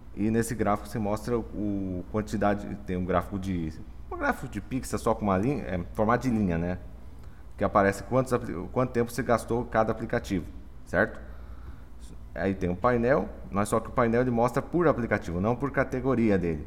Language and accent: Portuguese; Dourados, Mato Grosso do Sul, Brazil; sou de Dourados, Mato Grosso do Sul